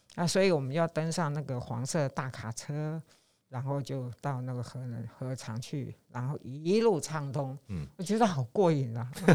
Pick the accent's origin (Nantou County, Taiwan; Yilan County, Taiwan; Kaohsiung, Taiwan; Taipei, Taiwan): Yilan County, Taiwan; 我也是宜兰人